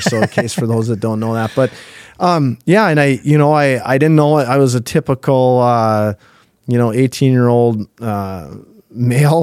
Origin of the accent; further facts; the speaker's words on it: Thief River Falls, Minnesota, United States; I grew up in, in Thief River Falls